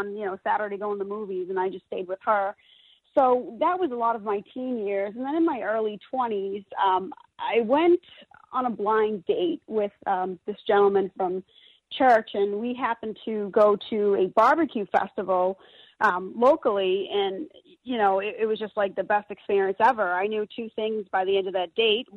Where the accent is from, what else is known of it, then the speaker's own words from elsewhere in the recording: Boston, Massachusetts, United States; moved away; I'm originally from the Boston area, I say it like Tedisco